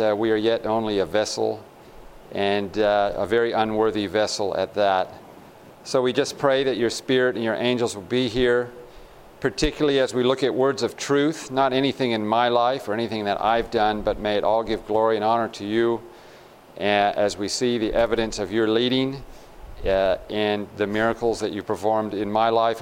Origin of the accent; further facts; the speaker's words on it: California, United States; moved away; also born or lived in Australia / Tasmania; I did all my training and my education in Australia, although I'm from California, about 40 miles away